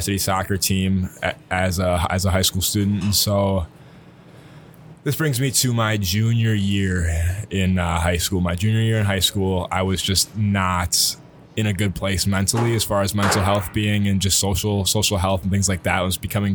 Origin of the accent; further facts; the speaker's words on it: Eau Claire, Wisconsin, United States; also born or lived in Milwaukee, Wisconsin / Appleton, Wisconsin / Neenah, Wisconsin; Grew up really in a neighborhood outside of Eau Claire after I moved to Eau Claire from Appleton when I was about 6